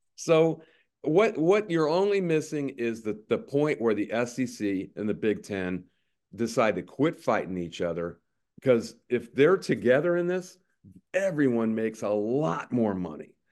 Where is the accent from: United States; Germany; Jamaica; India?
United States; Circleville, Ohio; also born or lived in Columbus, Ohio; I grew up in Circleville, Ohio, and Columbus, Ohio